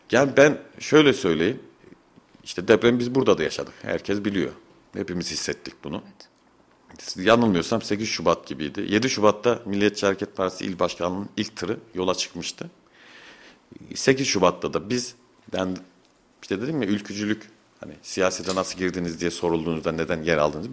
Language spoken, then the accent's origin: Turkish; Fevzi Çakmak neighbourhood, Kayseri Province, Turkey; Fevzi Çakmak Mahallesi Çoruh Caddesi'nde bulunan Başbu Apartmanı var. Rahmetli dedemin yaptırdığı 1973 yılında. Ben o apartmanda büyüdüm.